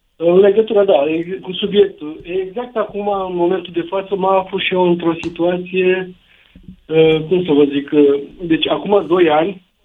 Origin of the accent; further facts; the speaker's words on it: Brașov, Brașov County, Romania; sunt din Brașov